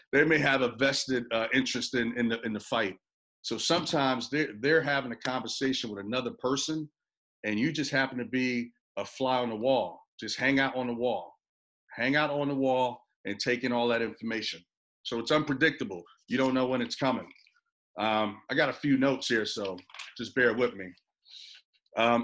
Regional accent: New York, United States; also born or lived in Puerto Rico; I was born in Puerto Rico, raised in New York.

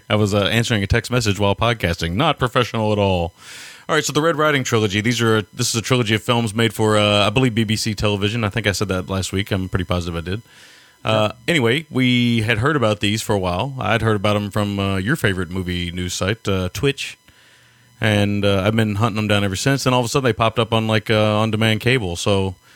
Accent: Kentucky, United States; accent: Kentucky; my Kentucky accent

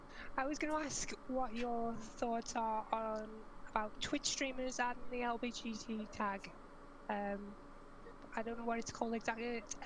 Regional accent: Liverpool, North West England, United Kingdom; I'm from Liverpool

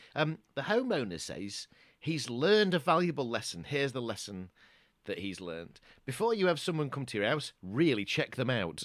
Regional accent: Doncaster, Yorkshire and the Humber, United Kingdom; growing up in Doncaster

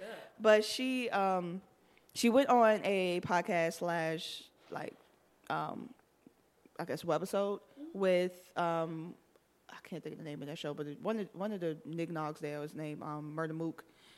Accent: Miami, Florida, United States; I'm from Miami.

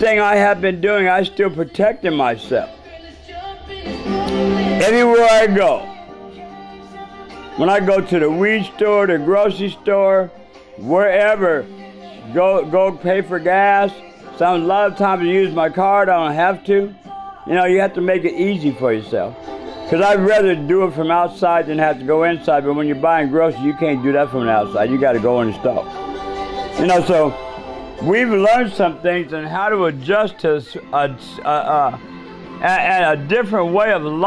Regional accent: United States; I'm an American.

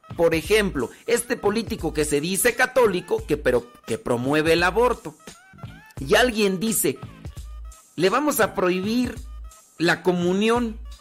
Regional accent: State of Mexico, Mexico; Estado de México nací

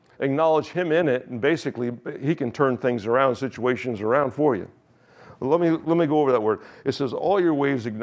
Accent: United States; accent: American; my accent is still American

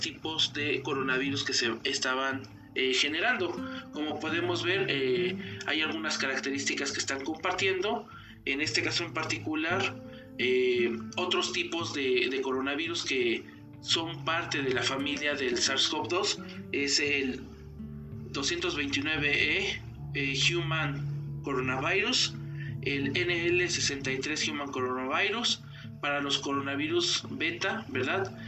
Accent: Mexico; en mi país, en México

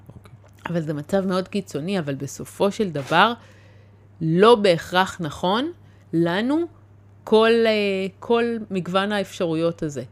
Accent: the Krayot, Haifa District, Israel; גדלתי בקריות

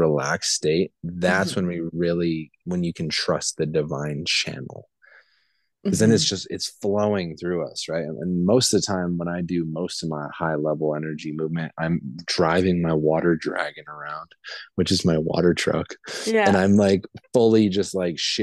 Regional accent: Montana, United States; also born or lived in Albuquerque, New Mexico; now in Denver, United States; I was born in Montana

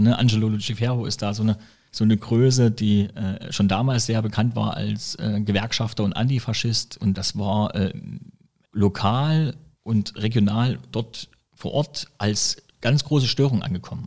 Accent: Goßwitz, near Saalfeld, south-eastern Thuringia, Germany; komme ich eigentlich aus dem kleinen Dorf bei Saalfeld, also aus dem wunderschönen Südosten Thüringens, der schönste Landkreis, ähm, den es so gibt, hier weit und breit, ähm, vom Hohen Wartestausee, das heißt Goswitz. Und ähm, da bin ich groß geworden

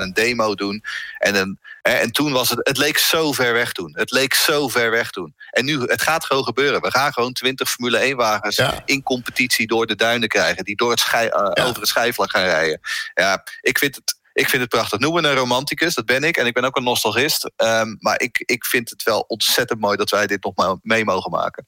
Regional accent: Netherlands; wij zijn Hollanders

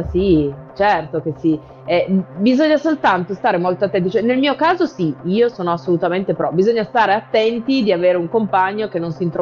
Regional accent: Aosta Valley, Italy; E anche perché io sono valdostana, sappilo

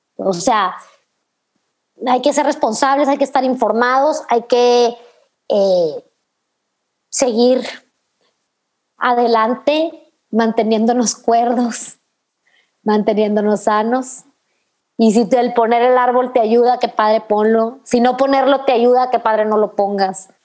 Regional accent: Chihuahua, Mexico; soy de Chihuahua, en Chihuahua hace un frío en la noche espantoso

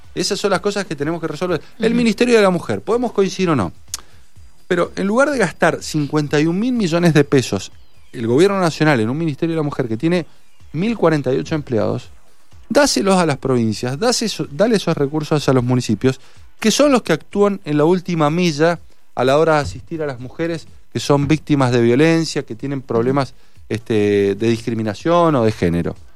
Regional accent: San Martín, Mendoza, Argentina; also born or lived in Santa Fe; pero nací en el interior en el, del interior de Mendoza, a 5 kilómetros de San Martín, en Alto Salvador. Eh, todos mis estudios primarios y secundarios los hice en San Martín.

